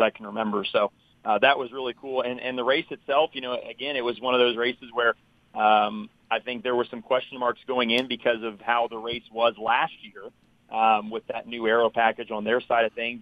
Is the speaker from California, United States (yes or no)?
no; Indianapolis, Indiana, United States; I'm I'm originally from Indianapolis, and uh, so I've grown up, you know, going to the Indy 500